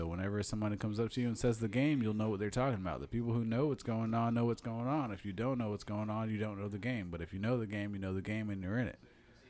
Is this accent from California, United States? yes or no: no; Iowa, United States; I'm from Iowa